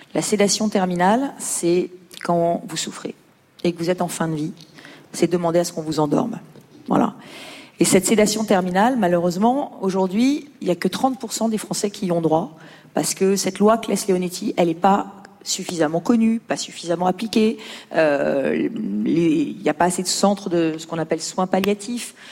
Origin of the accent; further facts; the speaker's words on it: Lyon, Auvergne-Rhône-Alpes, France; je viens de Lyon